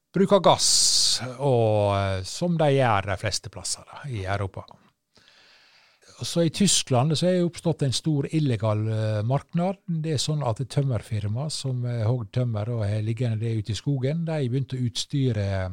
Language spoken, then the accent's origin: Norwegian; Sunnmøre, Møre og Romsdal, Norway; kystøyene på Sunnmøre, der jeg er fra. Der, der er det nå skog. Men du, så seint som da jeg vokste opp og spilte fotballkamper ute på Hareidland